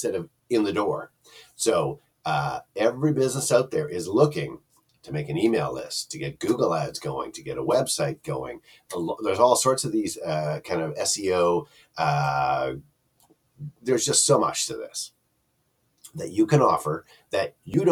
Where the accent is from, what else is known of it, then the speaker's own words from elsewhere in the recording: Canada; I'm Canadian.